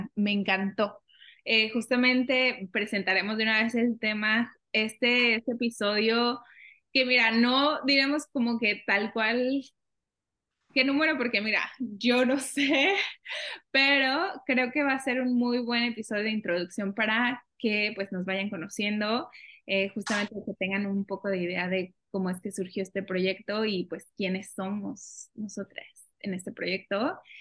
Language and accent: Spanish; Mexico; now in Canada; una mexicana viviendo en Canadá